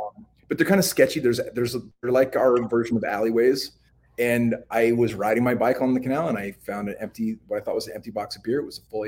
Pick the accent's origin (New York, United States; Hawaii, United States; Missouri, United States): Missouri, United States; Clinton; born there; So I'm a product of alcoholism and the foster system. Mm-hmm. I was born in the Sticks, a place called Clinton, Missouri.